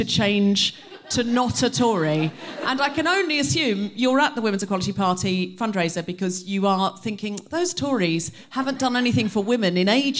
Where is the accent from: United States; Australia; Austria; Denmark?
Australia; now in United Kingdom; I was raised in Australia